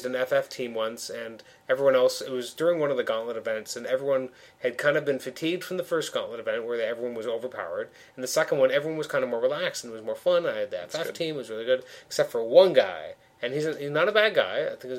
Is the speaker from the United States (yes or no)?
no; Toronto, Ontario, Canada; we're actually from Toronto.